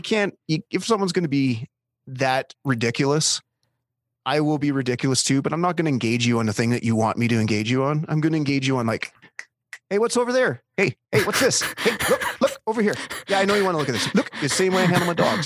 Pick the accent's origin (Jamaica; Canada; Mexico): Canada; I'm Canadian.